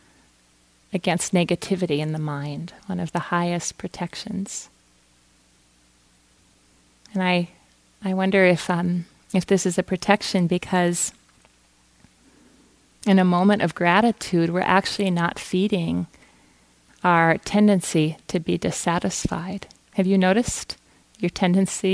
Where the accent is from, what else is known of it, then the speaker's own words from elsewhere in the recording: Fargo, North Dakota, United States; I grew up in Fargo, North Dakota